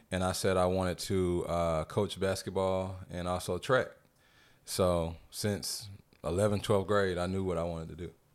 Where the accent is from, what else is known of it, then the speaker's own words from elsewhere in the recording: North Carolina, United States; now in Atlanta, United States; I'm from North Carolina